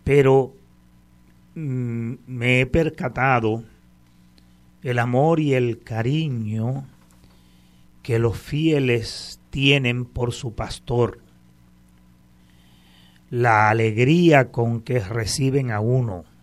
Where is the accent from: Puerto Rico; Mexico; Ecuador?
Puerto Rico; Aguada; also born or lived in Cruces; yo soy un jíbaro de Aguada, he nacido en el barrio Cruces, de una familia de 15 hermanos, católicos prácticos de toda la vida, desde nacimiento.